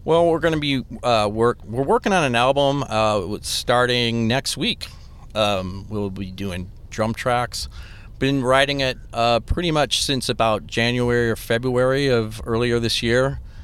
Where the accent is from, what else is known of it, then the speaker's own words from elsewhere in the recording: Des Plaines, Illinois, United States; I am from the suburbs as well. I'm from Des Plaines